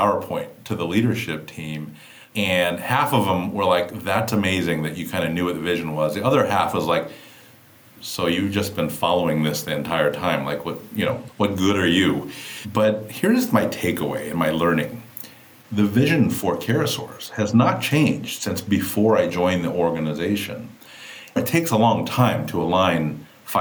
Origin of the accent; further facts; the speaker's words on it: Kauai, Hawaii, United States; I grew up on the island of Kauai, right? I'm from Hawaii.